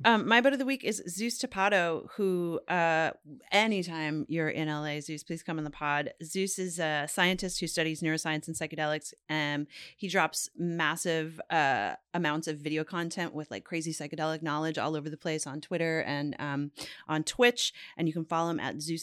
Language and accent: English; Canada; I'm Canadian